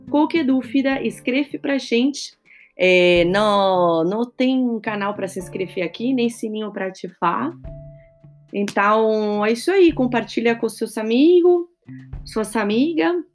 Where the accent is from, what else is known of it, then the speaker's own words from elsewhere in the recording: Argentina; now in São Paulo, Brazil; eu moro em São Paulo, mas sou argentina com ascendente em Calábria, na Itália, tá bom?